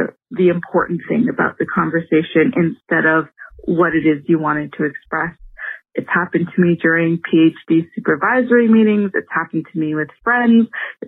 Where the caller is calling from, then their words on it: Toronto, Ontario, Canada; I am calling you from Toronto, Canada.